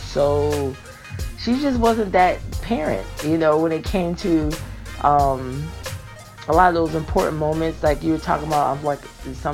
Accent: Connecticut, United States; now in Georgia, United States; I'm from Connecticut. I'm living in Georgia now, but I was born and raised in Connecticut

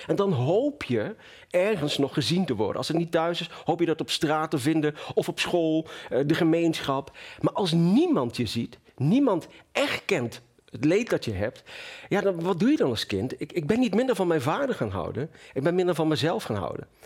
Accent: Venlo, Limburg, Netherlands; also born or lived in Marrakesh, Morocco; In het mooie Marrakesh. En eh, op mijn eh, derde levensjaar zijn we naar Venlo verhuisd. Ja. In het zuiden van Nederland.

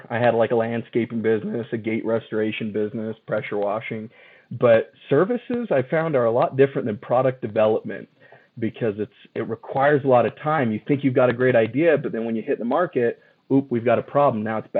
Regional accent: Mesa, Arizona, United States; I moved up from Mesa, Arizona to go to school for mechanical engineering.

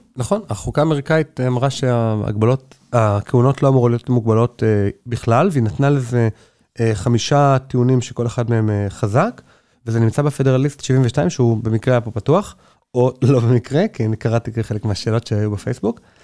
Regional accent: Neve Monosson, Central District, Israel; now in Jerusalem, Israel; אני גדלתי בנווה מונוסון

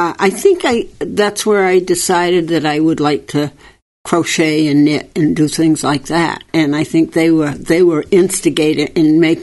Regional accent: Danvers, Massachusetts, United States; In Danvers.

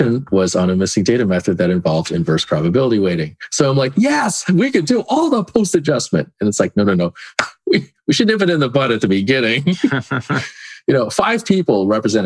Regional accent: California, United States; moved away as an adult; also born or lived in Philippines / North Carolina; originally I'm from California, and then before that, the Philippines. And I take it for granted how many Filipinos there were in California

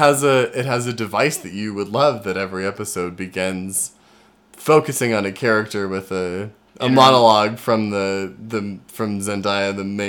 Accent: Colorado, United States; growing up in Colorado

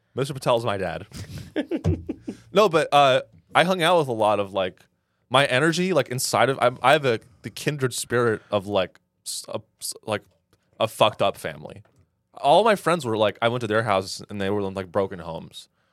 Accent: San Francisco Bay Area, California, United States; I'm from the Bay Area.

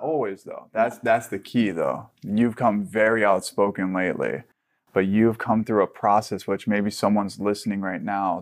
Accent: Hawaii, United States; I grew up in Hawaii

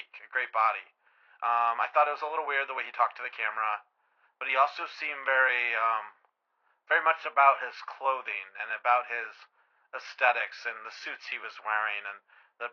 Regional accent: Arizona, United States; I'm from Arizona.

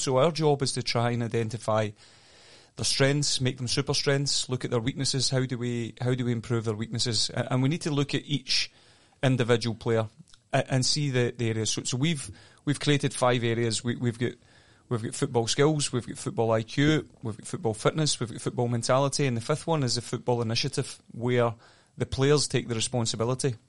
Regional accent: Scotland, United Kingdom; moved away; I grew up in Scotland

